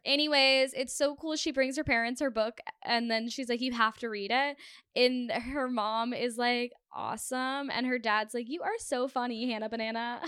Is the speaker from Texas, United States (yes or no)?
yes; Texas, United States; I grew up in Texas, famously, and we had one year of school where we only learned about Texas history